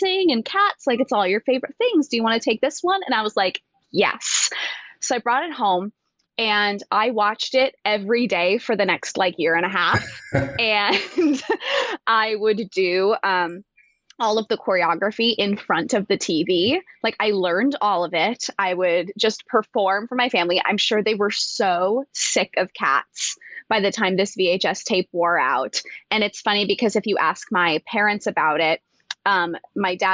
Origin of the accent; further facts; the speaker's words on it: Las Vegas, Nevada, United States; I'm from Las Vegas